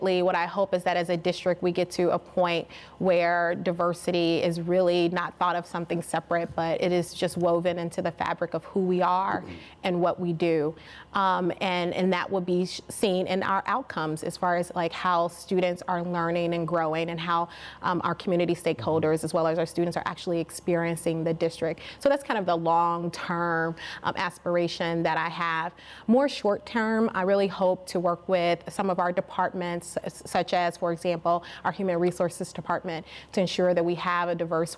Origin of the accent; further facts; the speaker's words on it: Chicago, Illinois, United States; also born or lived in New York City / Washington, District of Columbia, United States; I'm actually from Chicago, but I spent the latter part of my teens in a western suburban Chicago area